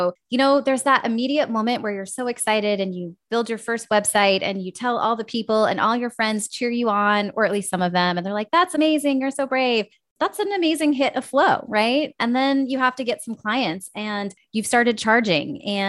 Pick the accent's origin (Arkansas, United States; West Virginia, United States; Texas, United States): West Virginia, United States; moved away; also born or lived in Minnesota; I actually grew up in West Virginia